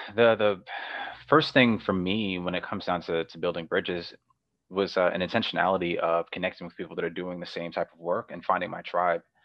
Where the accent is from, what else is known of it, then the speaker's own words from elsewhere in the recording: New York, United States; moved away as an adult; also born or lived in Cleveland, Ohio; it was really different growing up in New York and then transitioning to Cleveland, Ohio